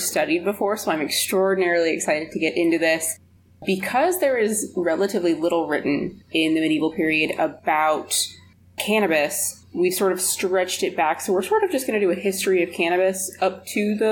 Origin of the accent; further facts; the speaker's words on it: Alaska, United States; moved away as an adult; also born or lived in Seattle; I was from Alaska and they recognized the name of my valley